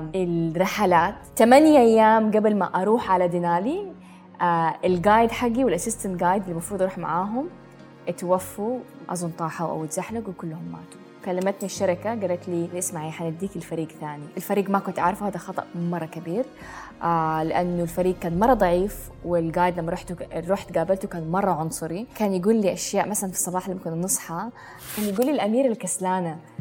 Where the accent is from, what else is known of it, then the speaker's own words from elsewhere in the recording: Jeddah, Makkah Province, Saudi Arabia; moved away; also born or lived in United Arab Emirates; من السعودية من جدة من حي الروضة تربيت